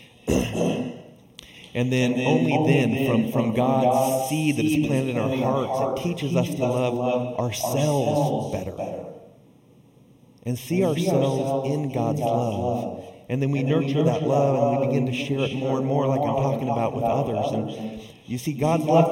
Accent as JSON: {"language": "English", "region": "Southern California", "country": "United States", "tie": "born or raised there", "said": "growing up in Southern California"}